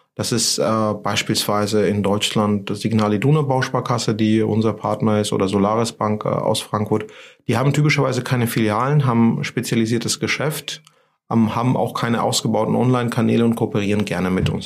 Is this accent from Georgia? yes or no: yes; Georgia; German is a second language; moved away as an adult; now in Germany; ich komme aus Georgien